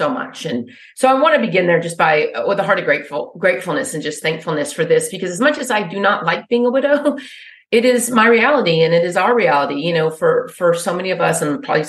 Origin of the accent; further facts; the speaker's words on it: Wichita Falls, Texas, United States; moved away; I grew up in Wichita Falls